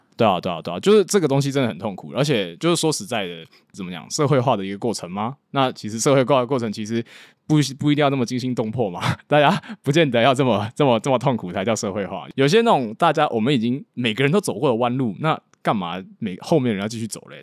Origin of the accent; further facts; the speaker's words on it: Taiwan; moved away as an adult; now in Hong Kong; 我是一个在台湾土生土长，然后大学之后到香港读资讯管理，然后之后毕业之后在香港科技业工作的一个台湾人